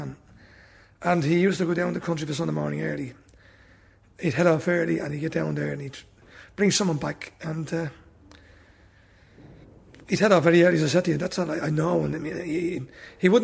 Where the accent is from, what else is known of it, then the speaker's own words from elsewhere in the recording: Dublin, Ireland; I'm from Corporation Place